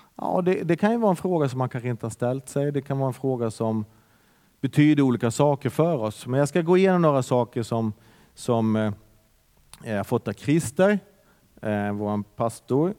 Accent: Bergen, Vestland, Norway; now in Sweden; det är en härlig pingstkyrka där jag är uppväxt

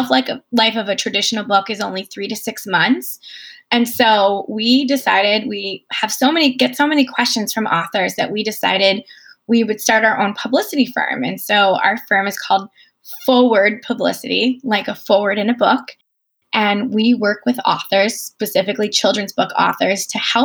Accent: Chicago, Illinois, United States; I've been writing for Chicago Parent, which is in my hometown

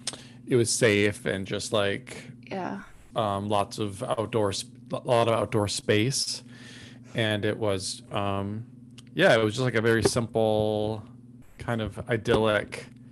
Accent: Minnesota, United States; now in Austin, United States; I am from a small town in Minnesota, is where I grew up.

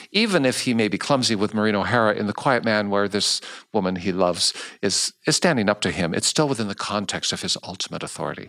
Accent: United States; I was raised in the States

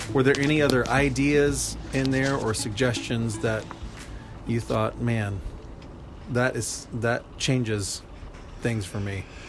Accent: United States; American Christians

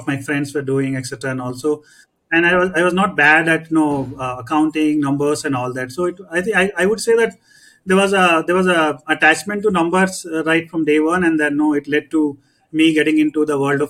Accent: Kolkata, West Bengal, India; Born and brought up in Calcutta.

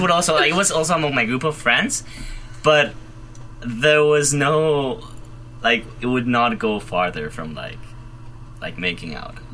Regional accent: Madrid, Community of Madrid, Spain; moved away as an adult; now in Providence, United States; I am originally from Madrid, Spain

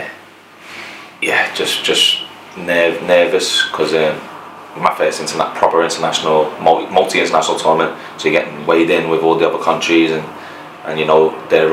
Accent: Liverpool, North West England, United Kingdom; also born or lived in Hackney, London; we're both from Liverpool

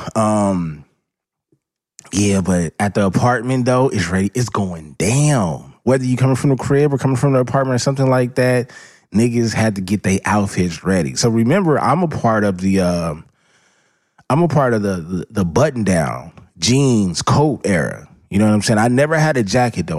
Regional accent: Los Angeles, California, United States

